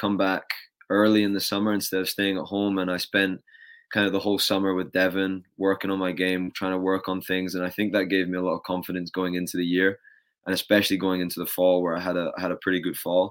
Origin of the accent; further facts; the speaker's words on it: United Kingdom; moved away as an adult; now in United States; as a British tennis player